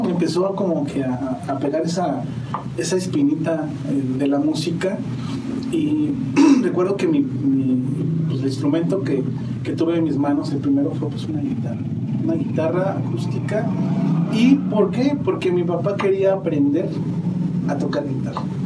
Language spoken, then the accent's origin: Spanish; San Juan del Río, Querétaro, Mexico; soy originario de aquí de San Juan del Río